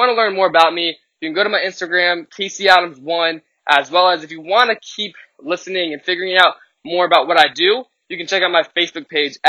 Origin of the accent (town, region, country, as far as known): Richmond, Virginia, United States; born or raised there